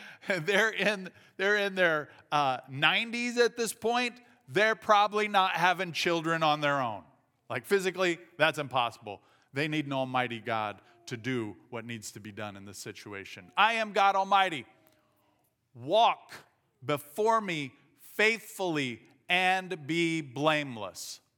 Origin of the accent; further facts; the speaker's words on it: southern Indiana, United States; moved away; I grew up in southern Indiana. Uh, we speak a different language down there.